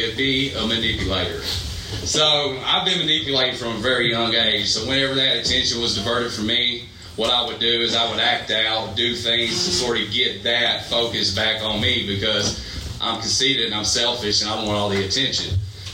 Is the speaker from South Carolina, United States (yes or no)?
yes; Greenville, South Carolina, United States; I was born in Greenville, South Carolina. Two parents and two younger siblings